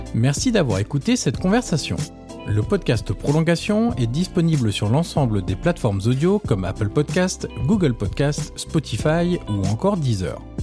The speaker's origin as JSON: {"language": "French", "town": "Marseille", "region": "Provence-Alpes-Côte d'Azur", "country": "France", "said": "En tant que Marseillais"}